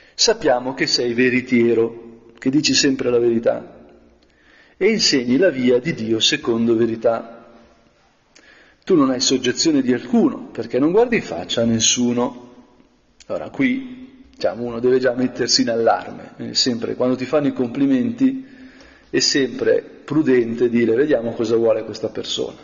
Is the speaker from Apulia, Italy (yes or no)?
no; Brianza, Lombardy, Italy; come Brianzolo Longobardo